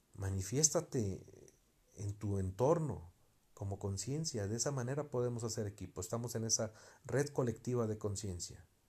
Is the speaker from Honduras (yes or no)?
no; Mexico; soy mexicano